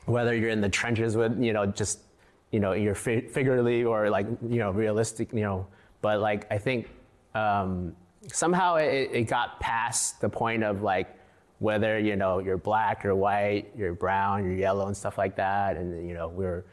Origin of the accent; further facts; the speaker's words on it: San Francisco, California, United States; moved away as an adult; coming from San Francisco as Chinese American